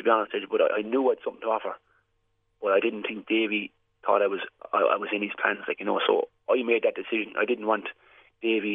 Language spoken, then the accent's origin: English; West Waterford, Munster, Ireland; I'm from West Waterford